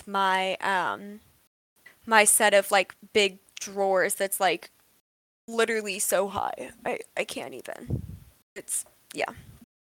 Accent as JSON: {"language": "English", "country": "United States", "said": "us Americans"}